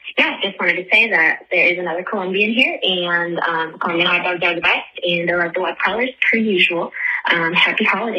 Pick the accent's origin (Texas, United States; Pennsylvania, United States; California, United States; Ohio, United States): Ohio, United States; Cleveland; I'm from Cleveland